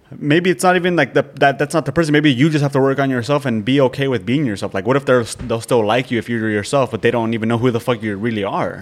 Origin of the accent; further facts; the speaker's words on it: Nebraska, United States; we grew up in Nebraska, like small town